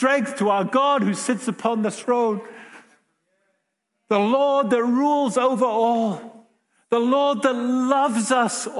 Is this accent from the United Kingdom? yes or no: yes; England, United Kingdom; moved away as an adult; now in Winnipeg, Canada; us all being English